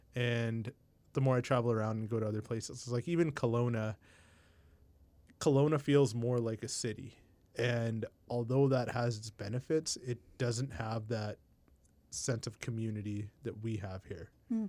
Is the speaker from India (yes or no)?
yes; India; And I was like, oh, I'm Indian.